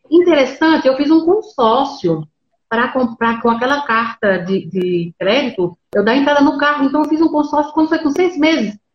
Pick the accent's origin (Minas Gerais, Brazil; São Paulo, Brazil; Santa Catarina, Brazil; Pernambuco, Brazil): Pernambuco, Brazil; Então, eu sou do interior de Pernambuco. Eu digo que eu moro no interior dos interiores de Pernambuco.